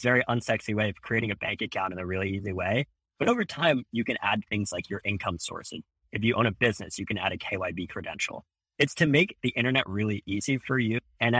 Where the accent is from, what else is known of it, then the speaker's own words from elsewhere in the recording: Philadelphia, Pennsylvania, United States; But like Paki, I'm from Philly. We went to rival high schools